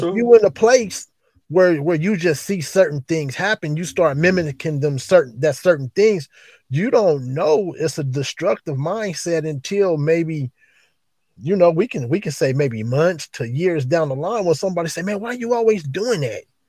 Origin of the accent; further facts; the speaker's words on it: East Palo Alto, California, United States; also born or lived in Oakland, California; born and raised in East Palo Alto. Move move to move to Oakland